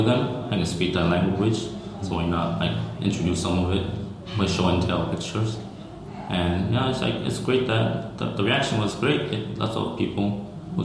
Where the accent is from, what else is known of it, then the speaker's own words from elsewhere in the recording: Taiwan; we are store based in Taipei, Taiwan, which is my home country